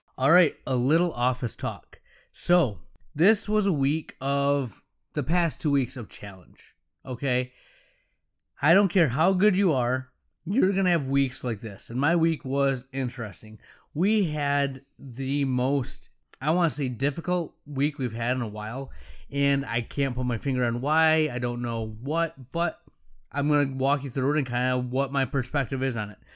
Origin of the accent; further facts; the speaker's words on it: Allendale, United States; I'm back in my hometown ten years later, and some of my friends' parents are now my patients. Some of the people I grew up